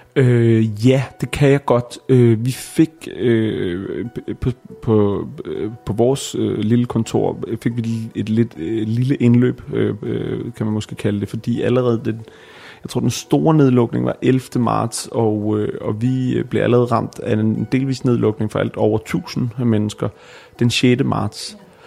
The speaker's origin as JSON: {"language": "Danish", "area": "Bornholm", "region": "Capital Region of Denmark", "country": "Denmark", "moved": "yes", "lives_now": "Copenhagen, Denmark", "said": "på Bornholm, hvor jeg er fra"}